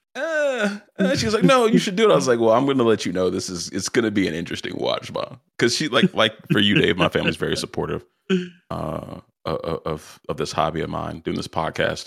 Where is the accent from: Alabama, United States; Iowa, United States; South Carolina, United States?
South Carolina, United States; I was born and raised in South Carolina, the, the, the buckle of the Bible Belt